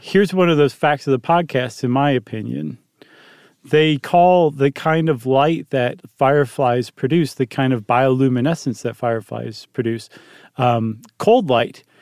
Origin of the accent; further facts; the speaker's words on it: Toledo, Ohio, United States; moved away; I grew up in Toledo.